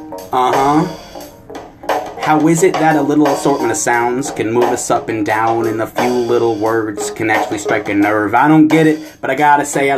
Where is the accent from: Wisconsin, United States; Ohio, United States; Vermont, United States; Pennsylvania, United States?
Vermont, United States; Essex Junction; as this little white kid growing up in Essex Junction, Vermont